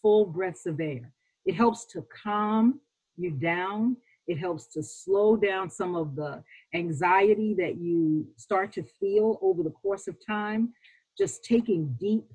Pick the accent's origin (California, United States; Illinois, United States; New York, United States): New York, United States; I'm a New Yorker